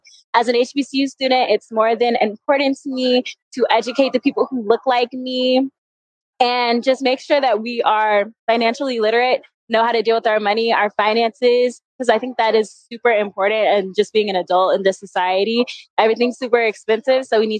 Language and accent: English; Northern Virginia, United States; moved away as an adult; now in Atlanta, United States; I am a rising junior business administration major at Clark Atlanta University. I'm from Northern Virginia